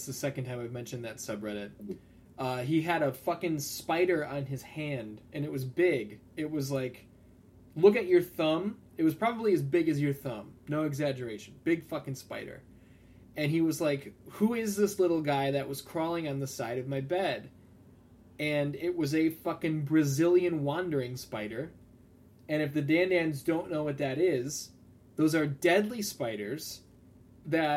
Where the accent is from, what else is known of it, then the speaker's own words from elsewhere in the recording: Alsip, Illinois, United States; growing up in Alsip